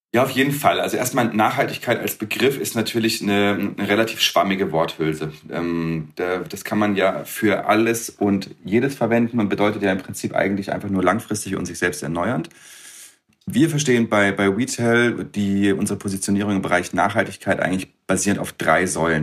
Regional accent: Freiburg, Baden-Württemberg, Germany; ich komme aus Freiburg

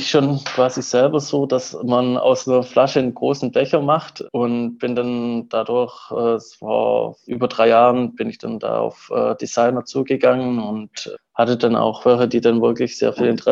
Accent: Southern Germany, Germany; Uh, ursprünglich komme ich so aus dem Süden Deutschlands und habe da auch ähm, äh, Wirtschaftswissenschaften studiert und in Potsdam dann Volkswirtschaftslehre.

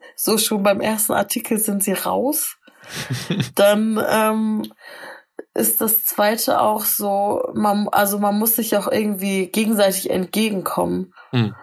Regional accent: Northern Germany, Germany; Ich sag meistens aus Norddeutschland

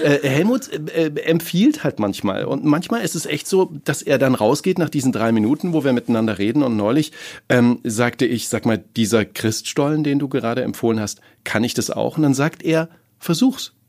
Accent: East Germany, Germany; now in Cologne, Germany; ich bin in der DDR groß geworden

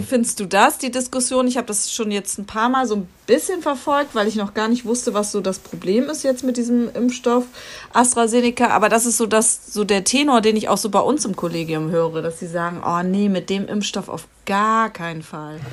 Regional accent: Lower Saxony, Germany; bei uns in Niedersachsen

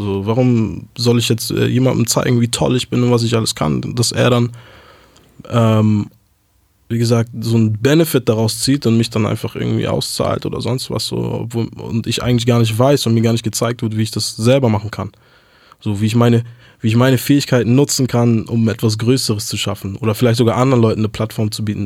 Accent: Hamburg, Germany; first language German; ich bin aufgewachsen in Hamburg, geboren 1993

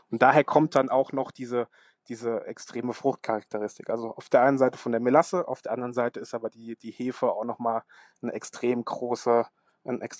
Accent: Worms, Rhineland-Palatinate, Germany; ich komme aus Worms. Worms ist ja bekannt dafür, dass, dass Martin Luther seine 95 Thesen hier gegen die katholische Kirche verteidigt hat

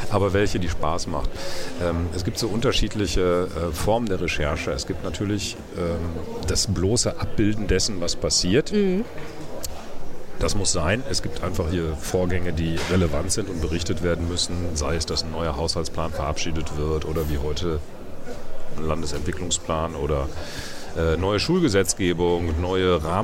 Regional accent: North Rhine-Westphalia, Germany; Äh, für mich als Westfale ist das das Gleiche.

